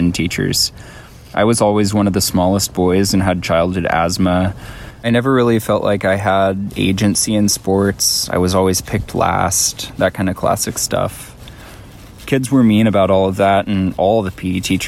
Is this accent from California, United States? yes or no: yes; Fort Bragg, California, United States; I grew up here on this unceded Pomo and Yuki tribal territory